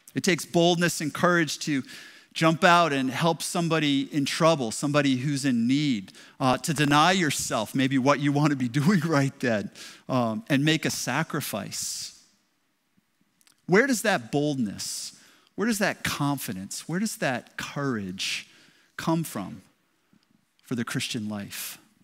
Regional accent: Westerly, Rhode Island, United States; moved away as an adult; now in Lynn, United States; I grew up in Westerly, Westerly High School

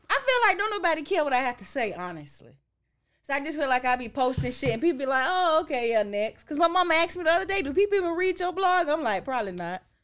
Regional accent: Orlando, Florida, United States; moved away; I'm from Orlando. That's the home city.

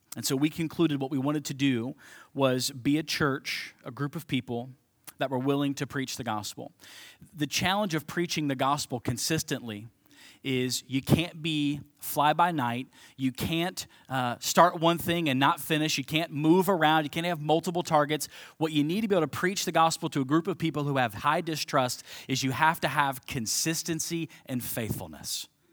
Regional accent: Cincinnati, Ohio, United States; moved away as an adult; also born or lived in St. Louis; now in Belleville, United States; born and raised in Cincinnati, Ohio

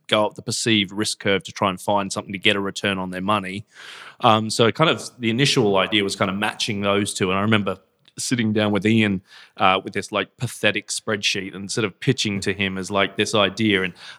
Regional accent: Australia; I'm an Aussie, come from Australia, was originally a lawyer in Australia, real estate lawyer there

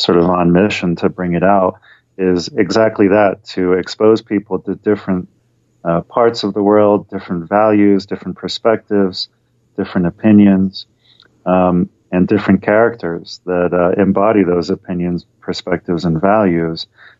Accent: London, United Kingdom; born there; Sure. Yeah, my dad was British. He was born in London and then lived all over the world. He comes from an Orthodox Jewish background, and I was born in London.

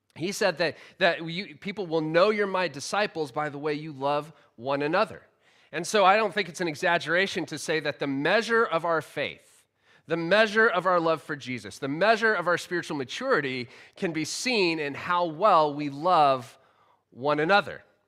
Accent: United States; now in United Kingdom; the culture I grew up in in America

